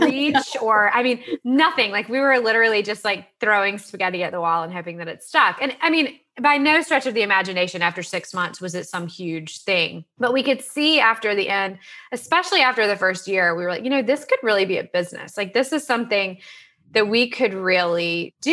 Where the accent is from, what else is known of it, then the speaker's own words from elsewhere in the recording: Salisbury, North Carolina, United States; I grew up in Salisbury, North Carolina. I'm sort of a North Carolina girl, born and bred